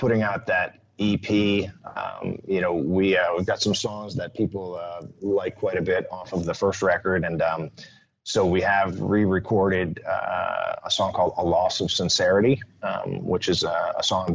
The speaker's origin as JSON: {"language": "English", "town": "Utica", "region": "New York", "country": "United States", "tie": "born or raised there", "moved": "yes", "lives_now": "North Carolina, United States", "said": "my hometown, Utica, New York"}